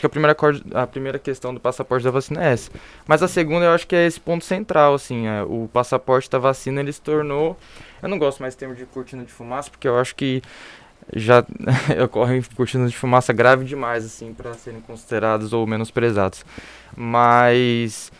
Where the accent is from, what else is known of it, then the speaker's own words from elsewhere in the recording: interior of São Paulo, Brazil; eu sou do interior de São Paulo